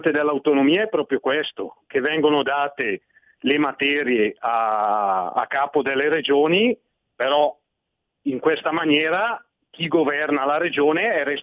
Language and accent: Italian; Switzerland; born there; forse perché io sono nato in Svizzera, quindi i miei primi anni di vita ho provato sulla pelle cosa vuol dire federalismo.